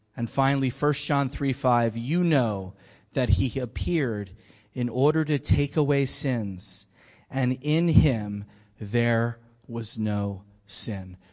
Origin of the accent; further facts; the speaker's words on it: Philadelphia, Pennsylvania, United States; I'm from Philly